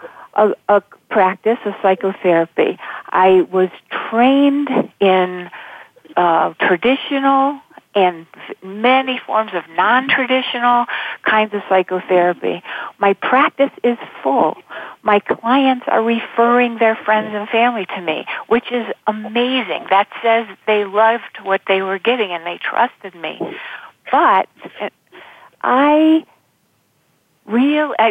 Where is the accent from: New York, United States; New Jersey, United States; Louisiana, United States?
New York, United States; Buffalo; I grew up in Buffalo, and there's a lot of snow in the winter